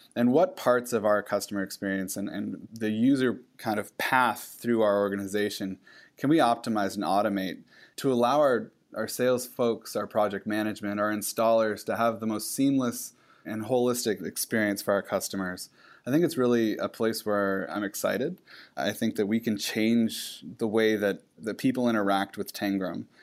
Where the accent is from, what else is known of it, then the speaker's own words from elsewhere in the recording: Pacific Northwest, United States; I grew up in the Pacific Northwest